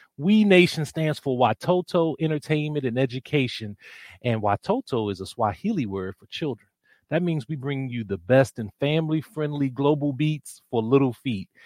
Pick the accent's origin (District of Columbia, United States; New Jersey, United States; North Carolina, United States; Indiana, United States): District of Columbia, United States; Washington; I'm from Washington, D.C.